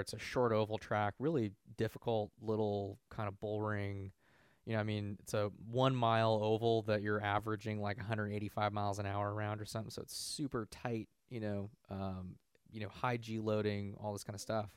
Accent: Bay Area, California, United States; I was from the Bay Area. I'd grown up around here

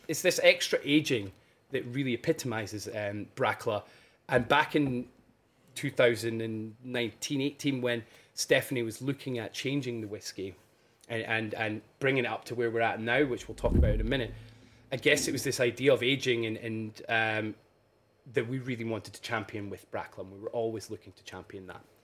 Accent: Burntisland, Scotland, United Kingdom; also born or lived in Edinburgh / Aberdeen; Born and uh, born and raised in Burnt Island

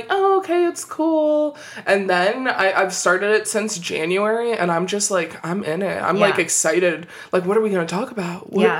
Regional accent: Illinois, United States

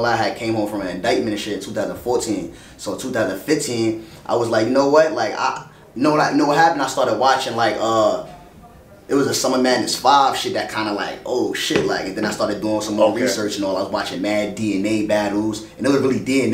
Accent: New York City, New York, United States; I grew up in East New York

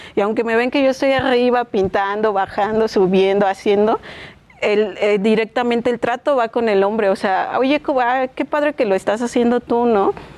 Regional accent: Chimalhuacán, State of Mexico, Mexico; Yo soy de Chimalhuacán

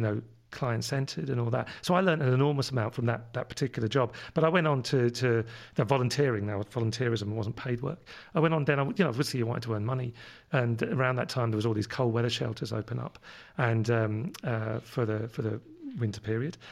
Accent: London, United Kingdom; accent: London; moved away; my London accent comes from living over in London when I was, where I was born, uh, fifty years ago

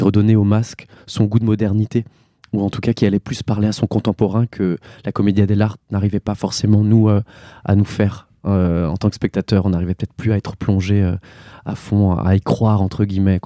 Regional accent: Mulhouse, Grand Est, France; là où moi je suis né. J'ai grandi en Alsace

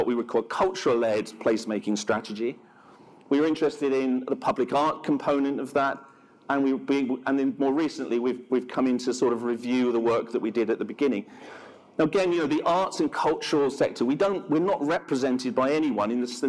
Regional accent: London, United Kingdom; I'm a Londoner.

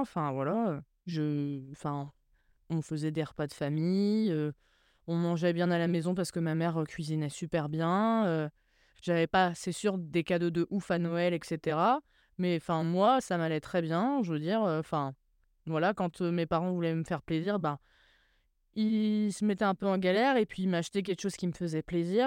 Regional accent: Troyes, Grand Est, France; also born or lived in Grange-l'Évêque; je suis née à Troyes, et on a vécu dans un petit village qui s'appelle grange lévêque qui est juste à côté de Troyes

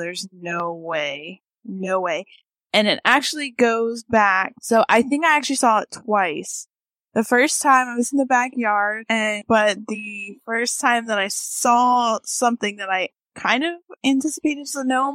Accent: North Carolina, United States; I've lived here, and I've lived here even when I was a kid

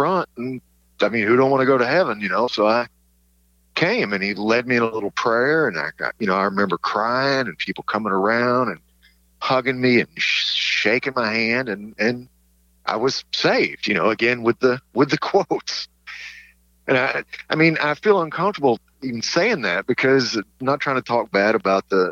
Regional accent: East Tennessee, United States; now in Long Island, United States; I'm from East Tennessee, and I live in Long Island now

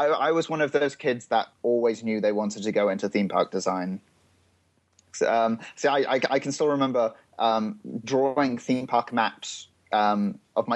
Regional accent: United Kingdom; being British

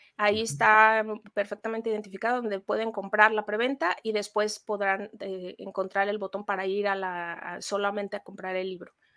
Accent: Mexico; como mexicanos

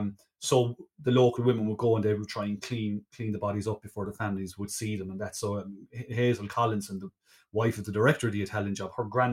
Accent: Ireland; As Irish people

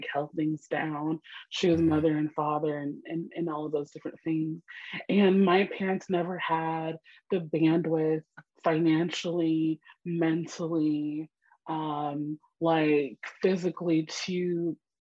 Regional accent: New York City, New York, United States; accent: New York; I'm born and raised in Brooklyn, New York.

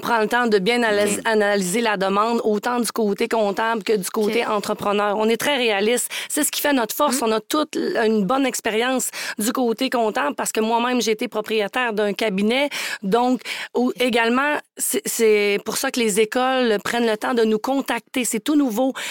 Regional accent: Charlevoix, Quebec, Canada; moved away; Quand j'étais jeune, moi, j'étais vraiment la petite fille de région. Je viens de Charlevoix

